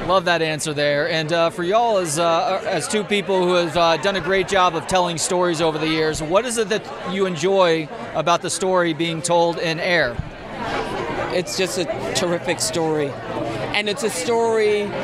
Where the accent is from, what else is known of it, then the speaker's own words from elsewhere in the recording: Austin, Texas, United States; I'm from right here in Austin.